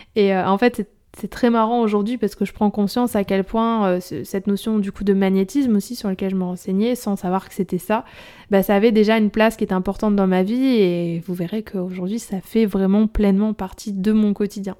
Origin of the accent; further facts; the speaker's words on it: Nord, Hauts-de-France, France; je suis, je suis du Nord